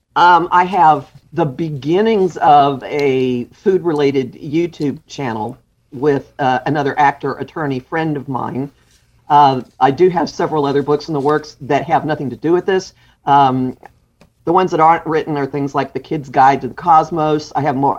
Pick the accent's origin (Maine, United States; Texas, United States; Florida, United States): Texas, United States; Dallas; moved away as an adult; also born or lived in Austin / Houston / New York City; now in New Jersey, United States; I grew up in Dallas. Uh, my father was a, a university professor. So I grew up in Dallas and I went to college in Dallas.